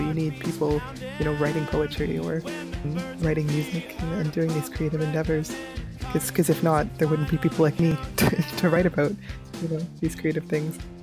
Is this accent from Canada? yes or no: yes; Nova Scotia, Canada; moved away as an adult; now in Ottawa, Canada; I'm originally from Nova Scotia, so I only moved to Ottawa 2016 when I started my master's.